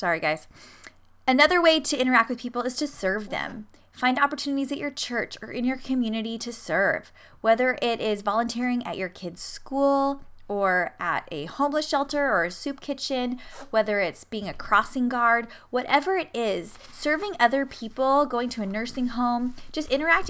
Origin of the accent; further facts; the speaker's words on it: San Diego, California, United States; also born or lived in Michigan; So a couple years ago when I moved back to San Diego from Michigan, I didn't really have that many friends, even though I'm from there